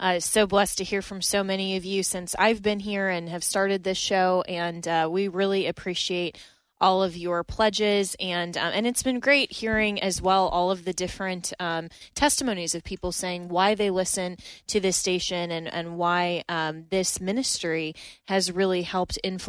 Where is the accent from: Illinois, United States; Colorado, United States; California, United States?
Colorado, United States; moved away; my home state of Colorado